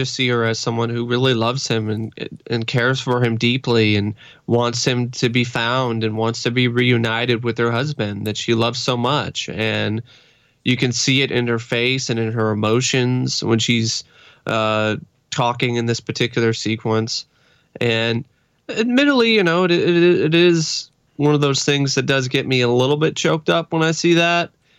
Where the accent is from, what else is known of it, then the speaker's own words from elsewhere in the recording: Portland, Oregon, United States; Yeah, I grew up in the Portland area.